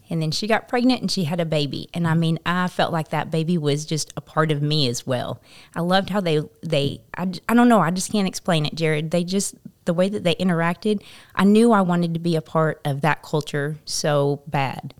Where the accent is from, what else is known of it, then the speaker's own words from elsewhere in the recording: Topeka, Kansas, United States; moved away as an adult; now in Paragould, United States; so I am originally from Kansas, from Topeka, Kansas, and, um, I grew up